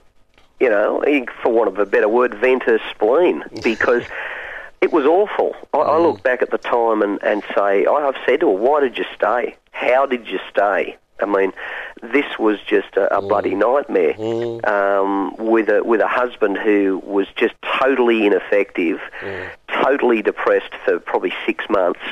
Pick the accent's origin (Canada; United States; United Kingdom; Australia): Australia; Hunter Valley, New South Wales; I grew up on a dairy farm in the Hunter Valley